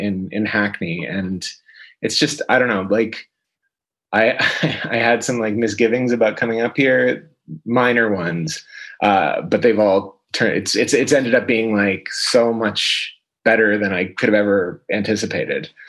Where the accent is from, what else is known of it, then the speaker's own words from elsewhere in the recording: London, Ontario, Canada; moved away as an adult; also born or lived in Toronto, Canada; now in London, United Kingdom; Born and raised in London, Ontario, and then I moved to Toronto when I was 18